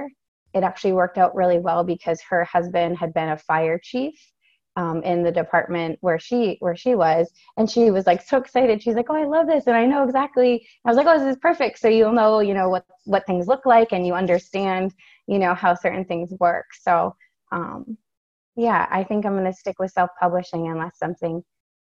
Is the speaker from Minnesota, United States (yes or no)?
no; Maine, United States; I'm from Maine